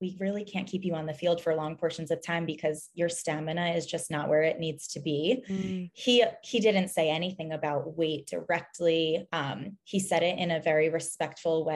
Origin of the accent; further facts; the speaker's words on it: New Jersey, United States; born and raised in New Jersey. I now live in Hoboken, New Jersey